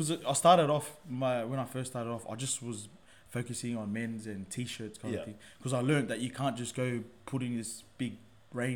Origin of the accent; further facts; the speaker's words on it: Sydney, New South Wales, Australia; I grew up in Marrickville.